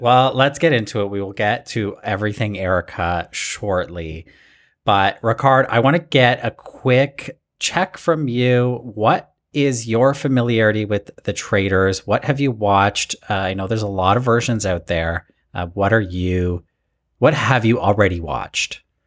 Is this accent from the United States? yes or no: no; Toronto, Ontario, Canada; also born or lived in Alberta; I'm Canadian